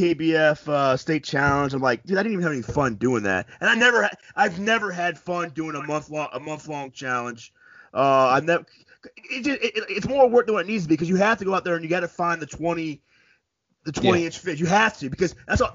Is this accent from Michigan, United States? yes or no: no; Florida, United States; I'm from Florida